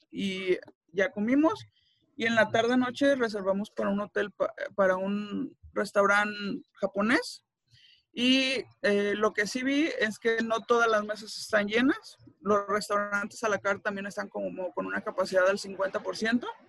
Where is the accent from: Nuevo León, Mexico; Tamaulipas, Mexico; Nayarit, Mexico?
Nayarit, Mexico; Tepic; yo soy de Tepic